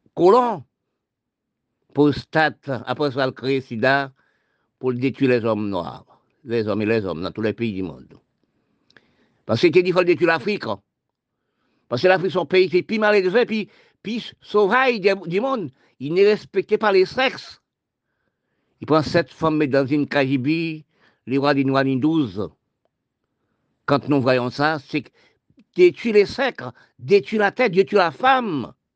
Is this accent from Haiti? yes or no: yes; Haiti; now in Guadeloupe; je parle de mon pays d'Haïti, je suis né en Haïti. Toute ma famille, est en Haïti